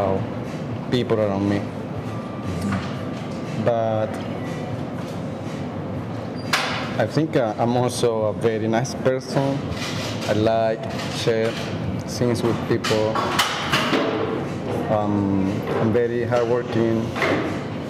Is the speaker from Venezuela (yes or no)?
yes; San Felipe, Yaracuy, Venezuela; English is a second language; moved away as an adult; now in Chicago, United States; I'm from Venezuela, and I was born in a small town, like 4 hours from the capital